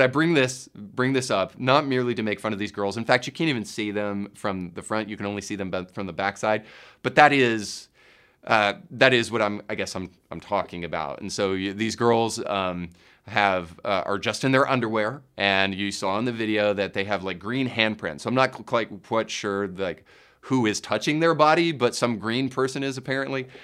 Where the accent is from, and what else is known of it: United States